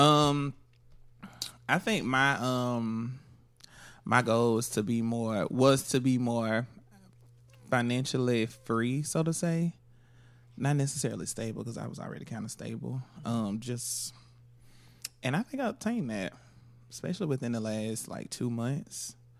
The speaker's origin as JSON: {"language": "English", "region": "Florida", "country": "United States", "said": "I'm from Florida"}